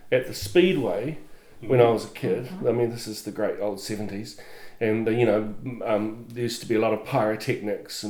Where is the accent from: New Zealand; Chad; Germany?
New Zealand; Upper Hutt, Wellington; I grew up in Upper Hutt